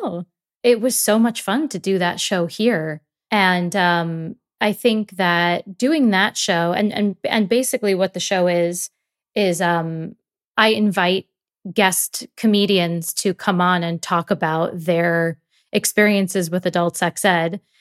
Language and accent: English; New York, United States; I grew up in New York